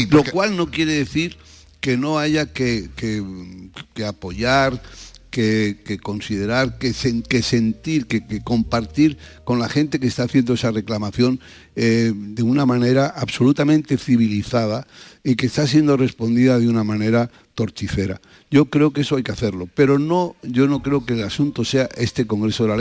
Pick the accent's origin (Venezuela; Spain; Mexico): Spain; Pero somos, no somos los españoles propietarios, somos copropietarios.